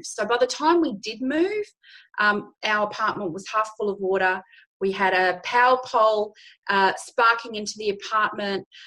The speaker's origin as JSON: {"language": "English", "town": "Darwin", "region": "Northern Territory", "country": "Australia", "tie": "born or raised there", "moved": "as an adult", "said": "I was born in Darwin, the Northern Territory. I like to say I was conceived, born, and bred there."}